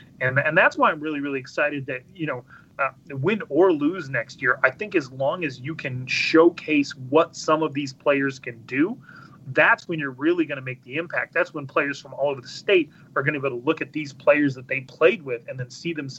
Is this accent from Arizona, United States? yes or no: yes; Chandler, Arizona, United States; my time growing up in Chandler.